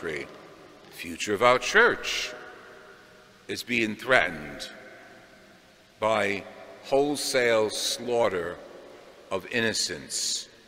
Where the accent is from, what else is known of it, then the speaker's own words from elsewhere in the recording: United States; We as American Catholics